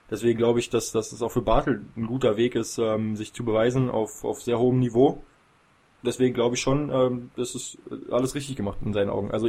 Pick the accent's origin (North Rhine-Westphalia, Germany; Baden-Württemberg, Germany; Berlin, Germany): Berlin, Germany; gerade ich als Berliner, der jetzt die Playoff-Serie gegen, gegen Frankfurt verfolgt hat